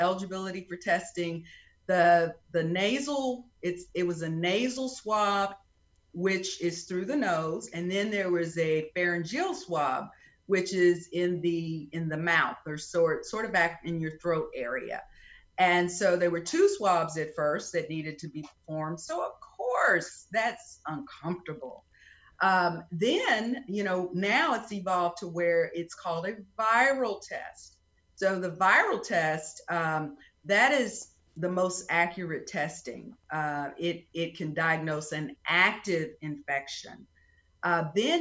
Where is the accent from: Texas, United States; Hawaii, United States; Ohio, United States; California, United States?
Texas, United States; Prairie View; now in Alvin, United States; I am originally from Prairie View, Texas